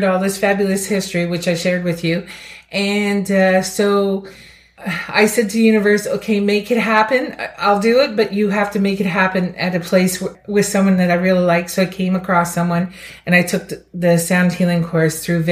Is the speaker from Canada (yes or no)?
yes; Amherst, Nova Scotia, Canada; I'm from Amherst, Nova Scotia